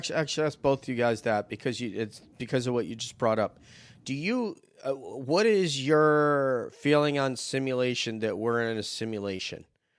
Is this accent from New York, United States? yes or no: yes; New York, United States; moved away; my childhood home back in New York